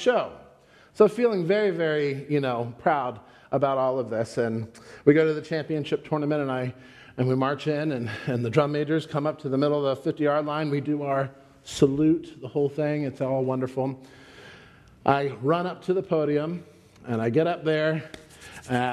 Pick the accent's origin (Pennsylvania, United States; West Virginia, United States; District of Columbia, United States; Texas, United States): Pennsylvania, United States; I'm from Pennsylvania